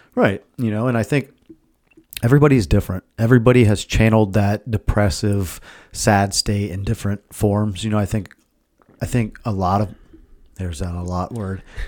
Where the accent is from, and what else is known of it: Milford, Ohio, United States